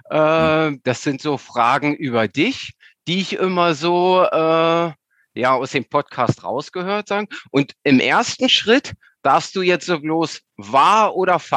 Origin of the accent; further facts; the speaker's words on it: Central Germany, Germany; ich komme aus Mitteldeutschland, beziehungsweise äh, pende immer zwischen Sachsen-Anhalt und Niedersachsen.